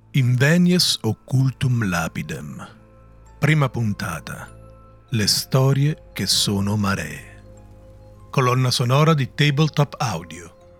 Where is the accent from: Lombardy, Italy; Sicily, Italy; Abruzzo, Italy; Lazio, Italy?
Lazio, Italy; area near Rome; Per chi non è delle mie parti fare sega significa marinare la scuola